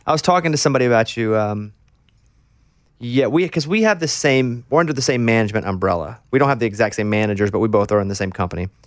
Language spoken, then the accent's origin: English; Arkansas, United States; moved away as an adult; also born or lived in Austin, Texas; I grew up in Arkansas